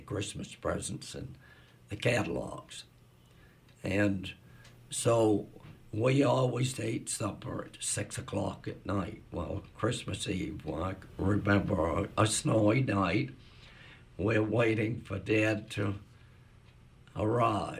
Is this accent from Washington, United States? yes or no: no; Belfast, Maine, United States; I was born on July 2nd, 1929, on my father's birthday, in Belfast on 37 Congress Street. And that was where I grew up